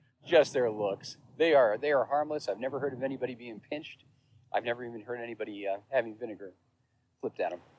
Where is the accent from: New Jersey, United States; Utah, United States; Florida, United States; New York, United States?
New York, United States; New York City; I'm from New York City.